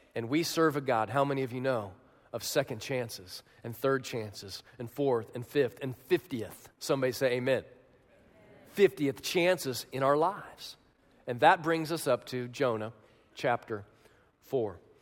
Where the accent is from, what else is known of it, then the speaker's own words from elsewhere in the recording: Kansas, United States; moved away as an adult; also born or lived in Chicago, Illinois; my house in Manhattan, Kansas, they call it the Little Apple